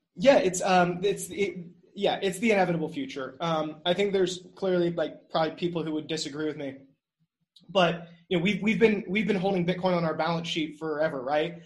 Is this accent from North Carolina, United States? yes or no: yes; North Carolina, United States; moved away as an adult; also born or lived in New York; I love North Carolina. I love building here. It's my hometown